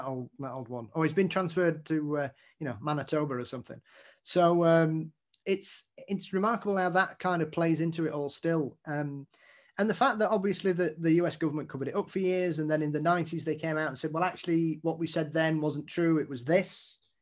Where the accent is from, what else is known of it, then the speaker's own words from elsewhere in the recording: Yorkshire and the Humber, United Kingdom; being a Yorkshireman